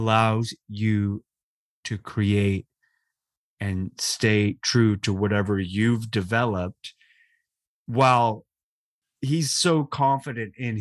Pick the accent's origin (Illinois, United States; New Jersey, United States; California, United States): California, United States; Los Angeles; My mother still lives in the same house I grew up